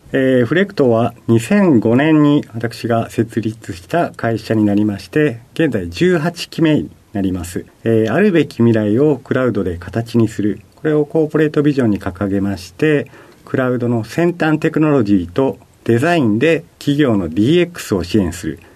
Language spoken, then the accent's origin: Japanese; Okayama, Japan; moved away as an adult; also born or lived in Hiroshima Prefecture; now in Tokyo, Japan; 広島県の出身で、育ちは隣の岡山県